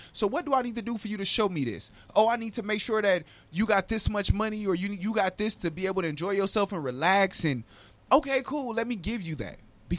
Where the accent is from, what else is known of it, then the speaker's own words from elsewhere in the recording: Compton, California, United States; But what I'm saying is I'm from Compton.